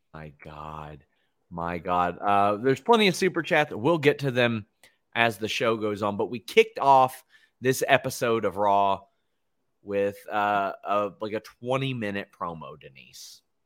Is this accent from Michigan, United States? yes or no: no; Kentucky, United States; I'm also from Kentucky